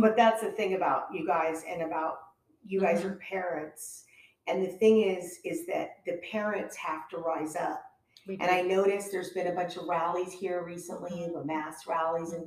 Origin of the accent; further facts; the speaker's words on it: Hawaii, United States; now in California, United States; I grew up in Hawaii